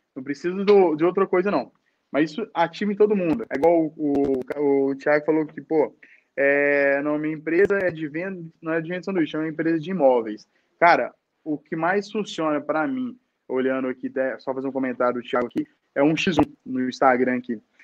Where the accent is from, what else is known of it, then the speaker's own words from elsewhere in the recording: Nova Serrana, Minas Gerais, Brazil; saí lá de Novo Serrano, vim para BH